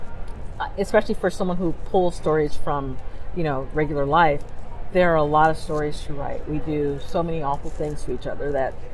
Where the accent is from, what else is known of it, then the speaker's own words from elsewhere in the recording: Los Angeles, California, United States; as a little black kid growing up in Los Angeles